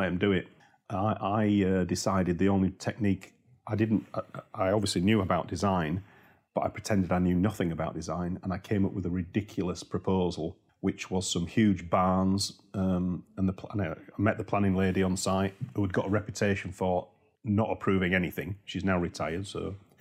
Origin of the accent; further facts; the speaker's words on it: Yorkshire and the Humber, United Kingdom; accent: Yorkshire; I'm from Yorkshire